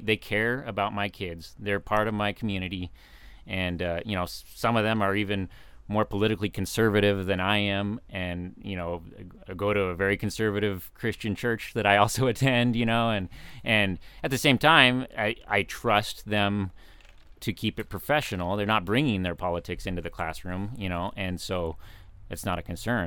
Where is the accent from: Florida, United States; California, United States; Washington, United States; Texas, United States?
California, United States; Fallbrook; also born or lived in San Diego; now in Temecula, United States; I grew up in Fallbrook, so I'm kind of a, consider myself a local